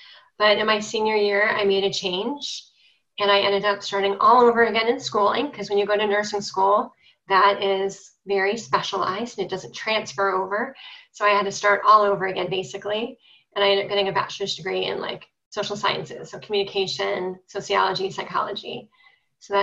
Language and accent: English; Cleveland, Ohio, United States; I'm from Cleveland, Ohio